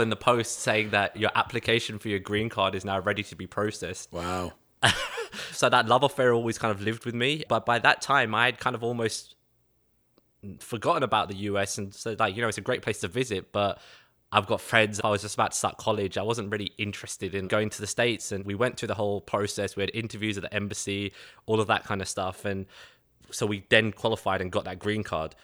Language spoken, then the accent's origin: English; London, United Kingdom; accent: Cockney; moved away as an adult; now in Chicago, United States; Born and raised in London, England, east side of London.